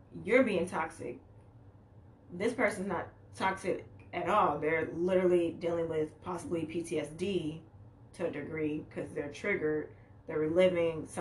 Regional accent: Chicago, Illinois, United States; I'm from Chicago

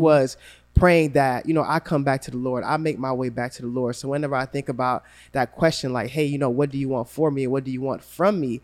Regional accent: Gainesville, Florida, United States; growing up in Gainesville

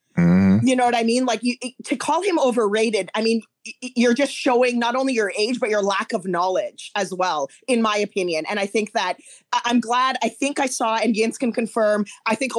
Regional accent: Canada; I wasn't in the United States, obviously, ever, because I'm Canadian.

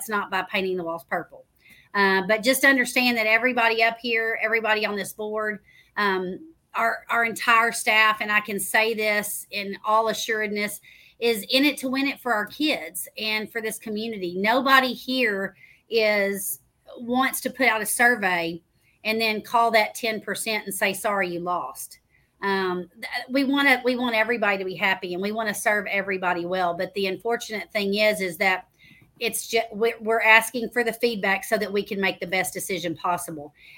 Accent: Waco, Texas, United States; moved away as an adult; now in Midlothian, United States; my hometown of Waco

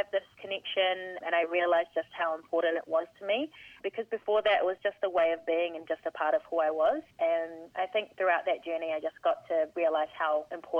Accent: Wellington, New Zealand; now in Melbourne, Australia; He urio no Ngāti Porou me Ngāti Tonga. I was born and raised in Wellington. I was brought up by my mum and grandparents. Both my grandparents hail from the Māori East Coast, the Ngāti Porou region.

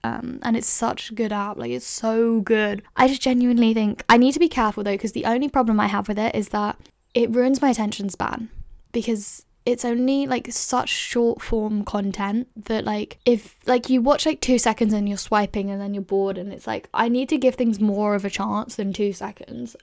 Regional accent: London, United Kingdom; So I grew up in London, which is, like, a big city, I guess.

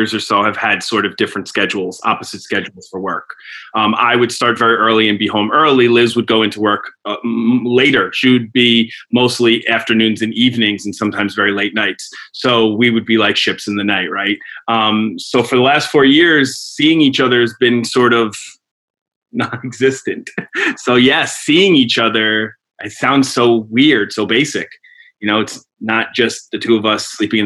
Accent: the Bronx, New York, United States; I was born in the Bronx. I grew up in the suburbs

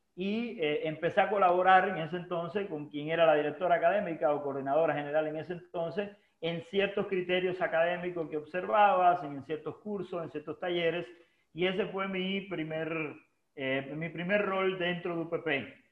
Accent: Holguín, Cuba; moved away as an adult; haber llegado de Cuba, que es mi tierra natal

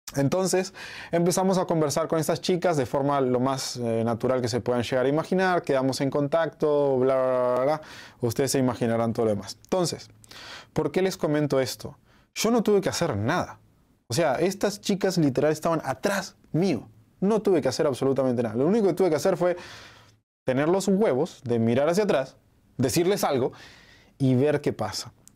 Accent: Uruguay; now in Mexico; yo soy de Uruguay, pero hace un tiempo que vivo acá en México porque me encanta México

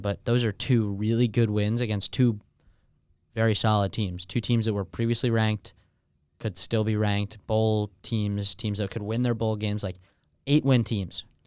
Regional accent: Michigan, United States; moved away as an adult; now in Nashville, United States; I was born in Michigan

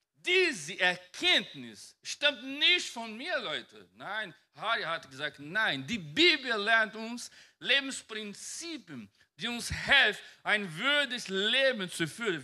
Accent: Brazil; German is a second language; now in Germany; Ich komme von einem Land, mein, ich komme aus Brasilien und mein Bundesland ist ein bisschen Wald oder Pantanal

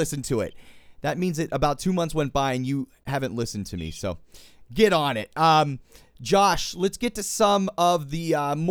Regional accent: Pittsburgh, Pennsylvania, United States; I'm from Pittsburgh

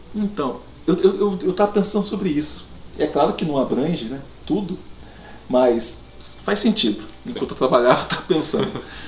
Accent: Paraná, Brazil; somos paranaenses

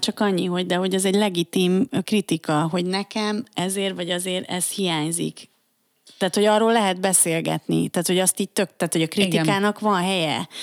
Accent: Budapest, Hungary; én Óbudán nőttem fel.

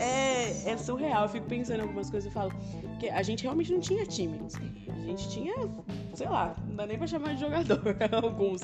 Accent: Caraguatatuba, São Paulo, Brazil; now in Mogi das Cruzes, Brazil; eu sou de Caraguá, eu sou da praia

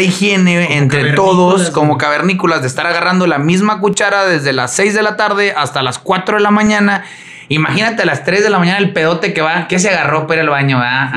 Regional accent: Mexico; nosotros como mexicanos

